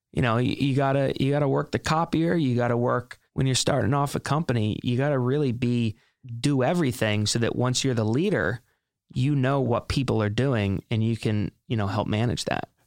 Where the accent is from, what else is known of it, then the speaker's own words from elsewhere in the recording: Hilton Head Island, South Carolina, United States; moved away as an adult; now in New York City, United States; Born and raised in Hilton Head Island, South Carolina, moved up to New York City in, um, August of two thousand eleven